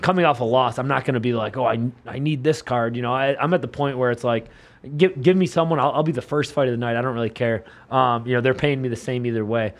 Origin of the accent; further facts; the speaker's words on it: Buffalo, New York, United States; where I grew up in Buffalo, we would go to Chippewa Street